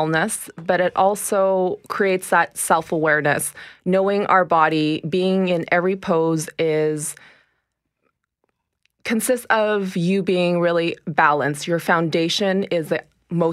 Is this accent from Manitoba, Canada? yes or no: yes; Winnipeg, Manitoba, Canada; also born or lived in Toronto; I was born in Toronto, raised in Winnipeg.